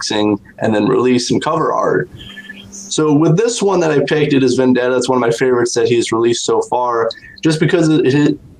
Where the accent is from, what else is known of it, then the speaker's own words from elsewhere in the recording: South Bend, Indiana, United States; my hometown of South Bend, Indiana